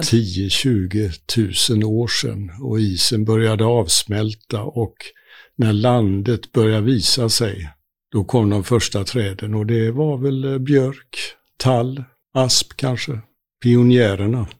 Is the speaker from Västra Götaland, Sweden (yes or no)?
yes; Gothenburg, Västra Götaland, Sweden; Jag är eh, född och uppvuxen i Göteborgs, Göteborg med omnejd